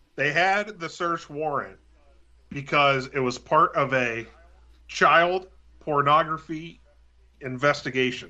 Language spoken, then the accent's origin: English; Pittsburgh, Pennsylvania, United States; accent: Pittsburgh; my Pittsburgh accent